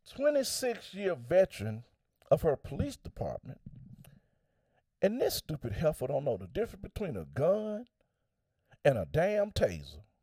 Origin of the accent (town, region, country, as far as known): United States